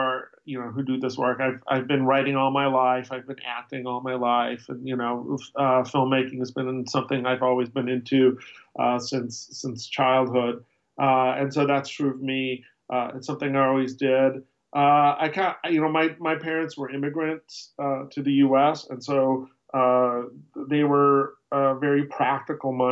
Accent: Chicago, Illinois, United States; also born or lived in Seattle / New York / Europe; now in Berwyn, United States; I grew up in Chicago

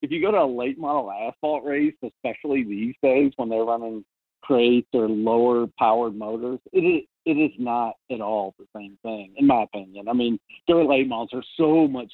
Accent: Louisville, Kentucky, United States; my hometown in Louisville

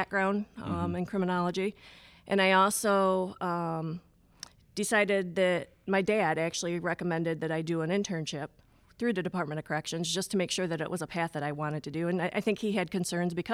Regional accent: Ionia, Michigan, United States; I grew up in Ionia, Michigan, where we had five prisons at the time there.

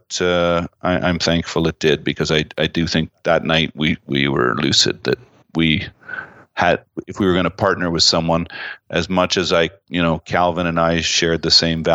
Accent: Canada; I'm proud of being Canadian

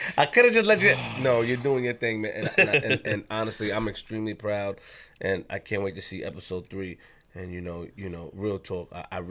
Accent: Queens, New York, United States; I'm from Queens

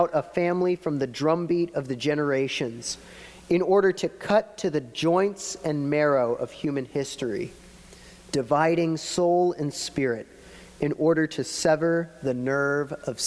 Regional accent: Florida, United States; moved away as an adult; now in Pittsburgh, United States; we're from Florida

